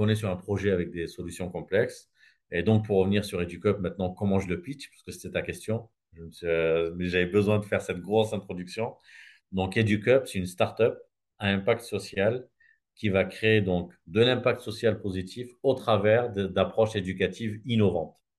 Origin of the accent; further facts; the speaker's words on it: Gard, Occitania, France; moved away as an adult; now in Réunion, France; je suis né dans le sud de la France, dans un village dans le Gard